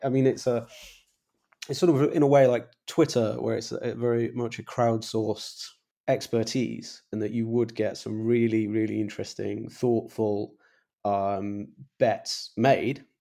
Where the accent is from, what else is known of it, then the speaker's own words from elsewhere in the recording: England, United Kingdom; I'm English